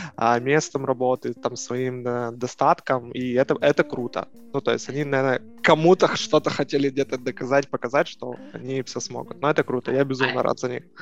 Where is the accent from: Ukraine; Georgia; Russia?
Ukraine; Kyiv; родился я в Киеве, а, на Отрадном, прожил там всю свою жизнь